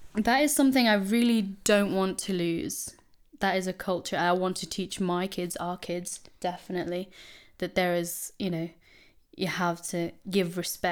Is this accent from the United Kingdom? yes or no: no; Philippines; I'm Filipino